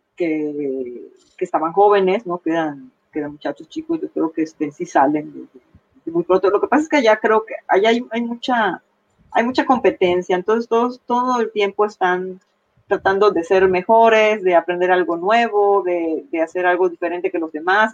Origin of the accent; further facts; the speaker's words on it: Mexico; nosotros como mexicanos